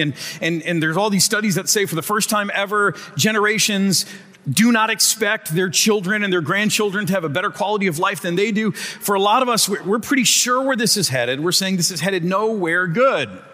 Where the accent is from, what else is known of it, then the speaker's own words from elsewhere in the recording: Michigan, United States; moved away; I'm from Michigan and I moved for a reason.